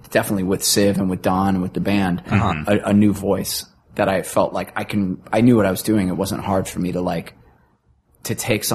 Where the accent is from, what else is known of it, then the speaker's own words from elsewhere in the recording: Queens, New York, United States; Or so, you know, we're hanging out with strippers. We're from Queens.